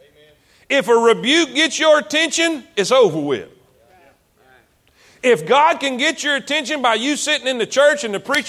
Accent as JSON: {"language": "English", "region": "South Florida", "country": "United States", "also_born_or_lived": "South Carolina", "moved": "as an adult", "said": "I'm from South Florida. Way South Florida."}